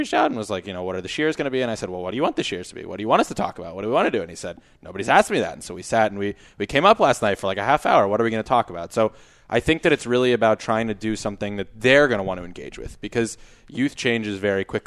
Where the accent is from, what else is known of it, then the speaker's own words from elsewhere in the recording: San Antonio, Texas, United States; moved away; I grew up in Texas, South Texas, so a little out of the box, San Antonio